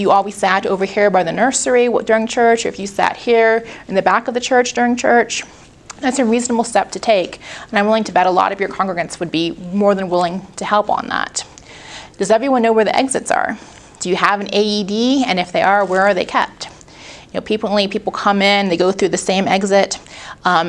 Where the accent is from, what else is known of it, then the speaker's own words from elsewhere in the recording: Pittsburgh, Pennsylvania, United States; I'm from Pittsburgh